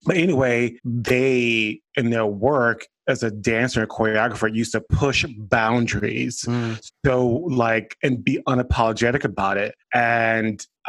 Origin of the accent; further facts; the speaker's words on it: Miami, Florida, United States; I'm originally from Miami, Florida